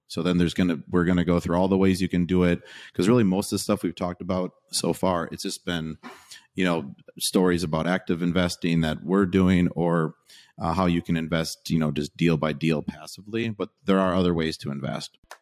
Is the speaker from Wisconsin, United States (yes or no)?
yes; Wisconsin, United States; I'm from Wisconsin